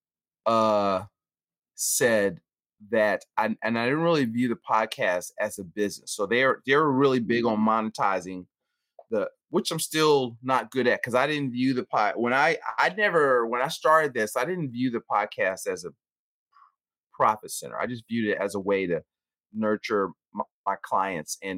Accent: Philadelphia, Pennsylvania, United States; We owned a supermarket growing up in North Philly. So I'm from Philadelphia.

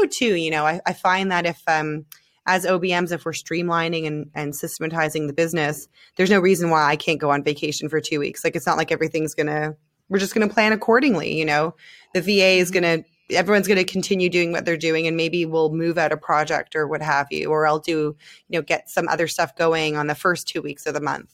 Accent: Canada; moved away as an adult; now in Israel; I'm Canadian

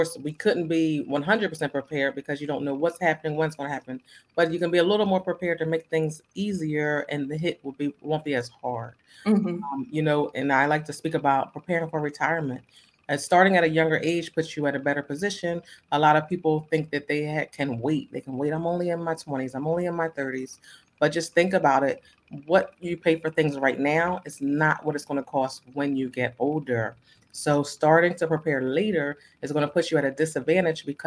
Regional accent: Ambler, Pennsylvania, United States; I am from Pennsylvania. I'm from a small town. It's called Ambler. It's right outside of Philadelphia

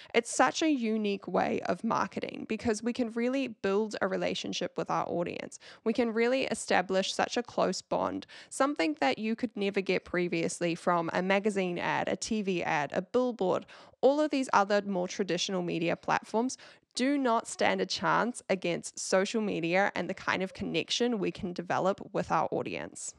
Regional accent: New Zealand; accent: Kiwi; with my Kiwi accent

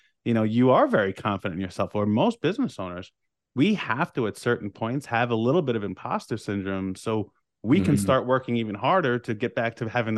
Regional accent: New York, United States; and we're both from Long Island, New York.

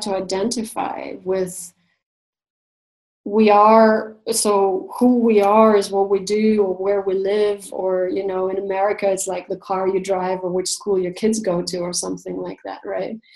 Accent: Russia; moved away as an adult; also born or lived in Canada; I was born and raised in Russia

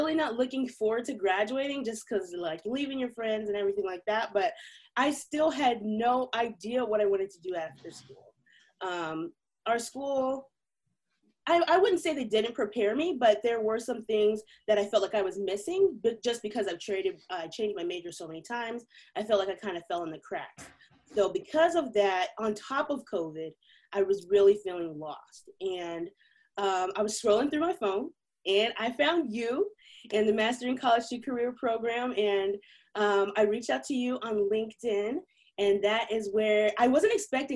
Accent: Missouri, United States; I ended up moving back home to my hometown, and I ended up going to Missouri Western State University

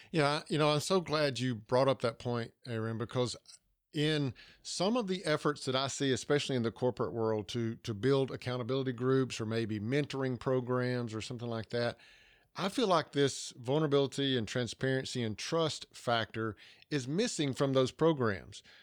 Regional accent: Georgia, United States; accent: Southern

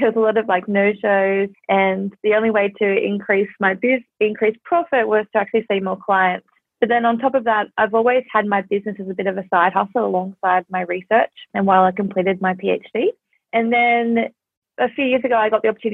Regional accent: Australia; I'm from Australia

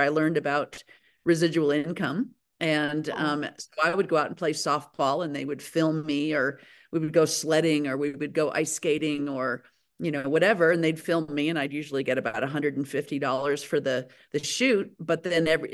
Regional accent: Aspen, Colorado, United States; I'm born and raised in Aspen, Colorado

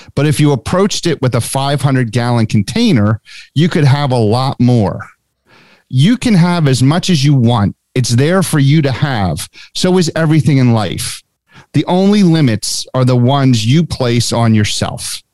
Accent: Haddonfield, New Jersey, United States; also born or lived in Cherry Hill, New Jersey / California; I've lived in Haddonfield since I was four year

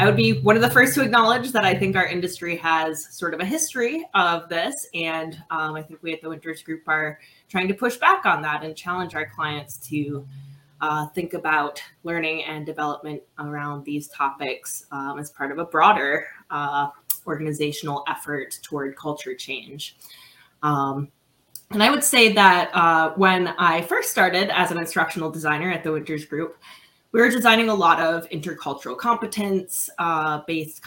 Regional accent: Midwest, United States; now in Philadelphia, United States; I am a Midwesterner originally, but I'm currently on the East Coast in Philadelphia.

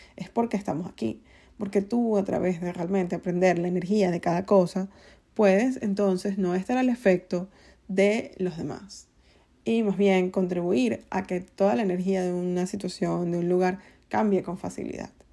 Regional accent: Venezuela; soy venezolana

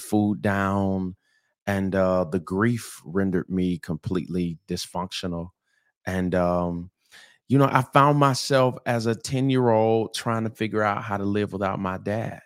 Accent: St. Petersburg, Florida, United States; I'm originally from Saint Petersburg, Florida, um, where it's, it's warm and sunny and palm trees and white sand

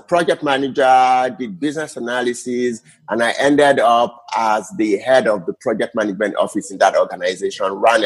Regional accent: Nigeria; moved away as an adult; now in Canada; I am from Niger, our people. By the way, I left Nigeria in 2018 to come to Canada.

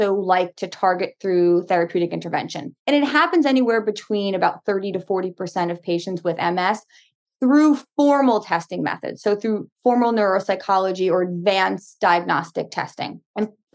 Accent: Long Island, New York, United States; also born or lived in Brooklyn; I grew up in Long Island, born in Brooklyn, raised in Long Island

